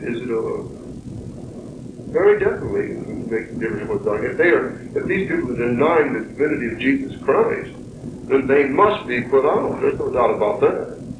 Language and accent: English; Hessville, United States; moved away; Because I did not grow up in this part of the country. I grew up in Hessville.